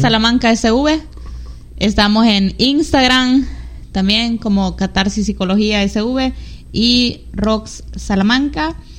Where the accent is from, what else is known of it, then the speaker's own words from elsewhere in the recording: San Miguel, El Salvador; Somos migueleños de San Miguel El Salvador